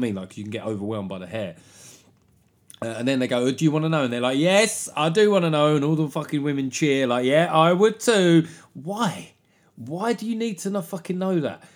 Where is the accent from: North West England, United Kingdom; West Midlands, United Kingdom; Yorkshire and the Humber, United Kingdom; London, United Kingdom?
London, United Kingdom; I grew up in South London